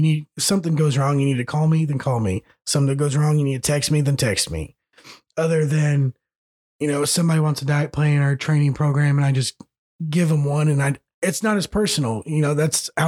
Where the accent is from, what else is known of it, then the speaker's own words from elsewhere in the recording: United States; grew up in Greene County, which is a bunch of little towns put together